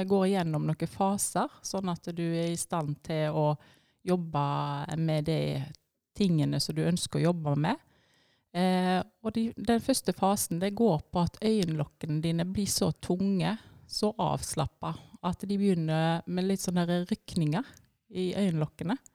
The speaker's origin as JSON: {"language": "Norwegian", "town": "Etne", "region": "Vestland", "country": "Norway", "tie": "born or raised there", "moved": "as an adult", "lives_now": "Tysvær, Norway", "said": "jeg er oppvokst i Etne, eh, så jeg kommer fra ei lita bygd der."}